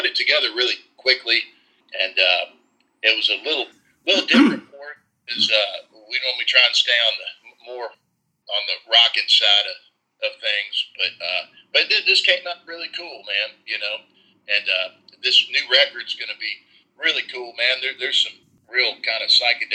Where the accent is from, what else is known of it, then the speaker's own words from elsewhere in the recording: Nashville, Tennessee, United States; I grew up here in Nashville